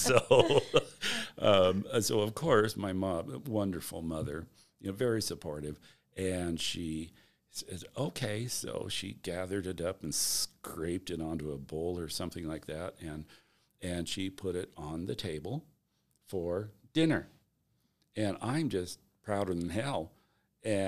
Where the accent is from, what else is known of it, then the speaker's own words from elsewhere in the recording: Spokane, Washington, United States; Grew up near the corner of Francis and Division, right near there